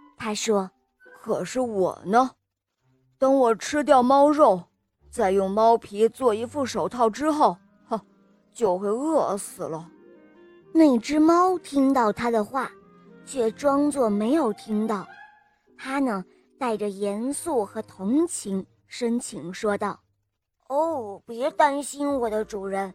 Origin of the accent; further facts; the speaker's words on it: Rizhao, Shandong, China; 我今年六岁了。我来自山东省日照市